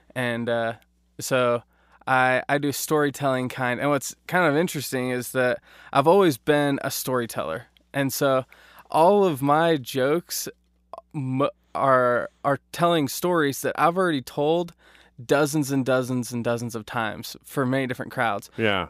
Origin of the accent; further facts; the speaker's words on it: Eagle, Idaho, United States; I grew up in Idaho in the Boise area, Eagle specifically